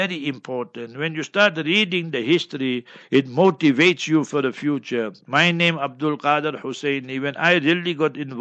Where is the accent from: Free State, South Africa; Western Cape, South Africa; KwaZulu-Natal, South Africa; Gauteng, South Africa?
Gauteng, South Africa; Heidelberg; Heidelberg, my hometown